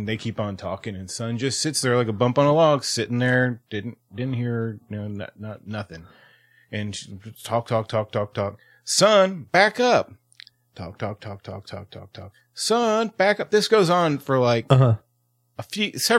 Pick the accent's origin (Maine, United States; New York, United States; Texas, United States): Texas, United States; Houston; I grew up in Houston, and Conroe is just north of Houston.